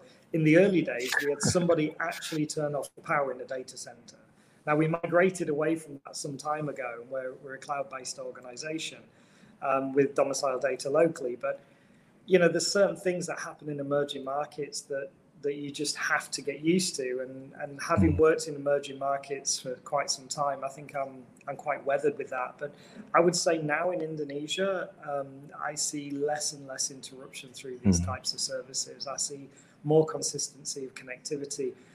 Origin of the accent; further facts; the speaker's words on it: United Kingdom; moved away; Being British.